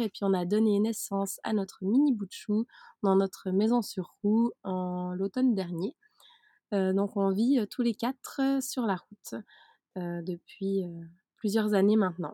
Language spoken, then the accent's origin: French; Switzerland; moved away; à la base je suis suisse. Donc j'ai vécu en Suisse dans le système carré qui le système suisse